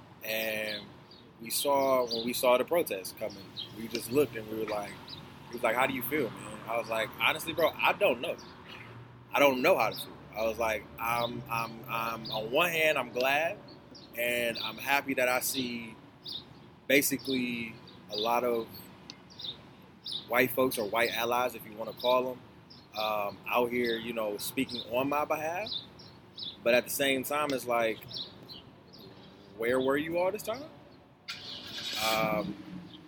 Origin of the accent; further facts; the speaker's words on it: Detroit, Michigan, United States; also born or lived in Altamonte Springs, Florida, United States; now in Grand Rapids, United States; I was raised in Detroit.